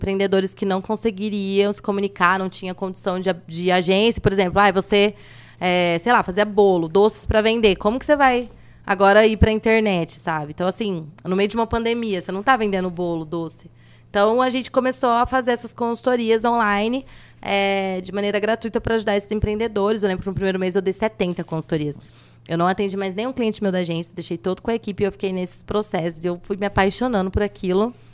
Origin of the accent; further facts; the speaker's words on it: Andradina, São Paulo, Brazil; now in São José do Rio Preto, Brazil; Eu vim de Andradina e, e aqui que eu fiz tudo, fiz faculdade, abri empresa